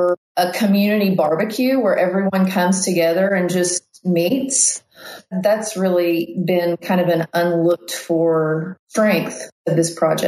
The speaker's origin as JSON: {"language": "English", "town": "Weiner", "region": "Arkansas", "country": "United States", "tie": "born or raised there", "said": "I grew up in Wiener, Arkansas, and it's a town of like 600 people"}